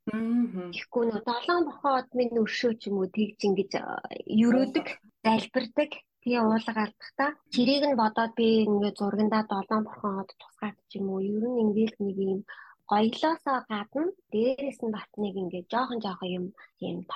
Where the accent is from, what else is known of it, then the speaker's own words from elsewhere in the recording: Ulaanbaatar, Mongolia; now in Brisbane, Australia; Би өөр Улаанбаатар хотод төрөөд Улаанбаатар хотод олгосон Бахтайргийн охин байгаа. Аа манай гэрийнхэн бүгдээрээ аа Сүхбаатар аймгийн.